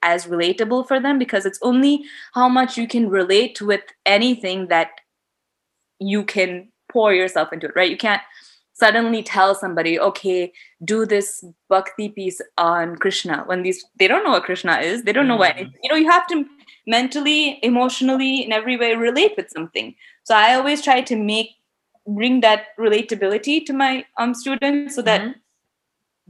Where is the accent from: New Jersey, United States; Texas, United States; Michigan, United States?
Michigan, United States; I grew up in Michigan, so I was like any other Indian American